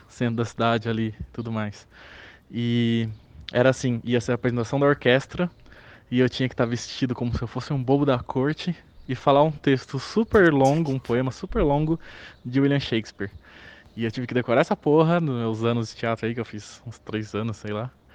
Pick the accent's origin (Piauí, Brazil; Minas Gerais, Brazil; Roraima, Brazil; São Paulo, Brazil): São Paulo, Brazil; Lençóis Paulista; da minha cidade natal, do Lençóis Paulista.